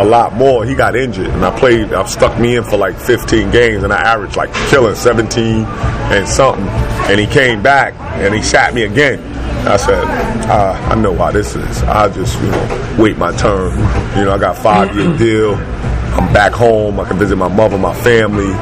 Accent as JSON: {"language": "English", "region": "New York", "country": "United States", "moved": "yes", "said": "I came from New York"}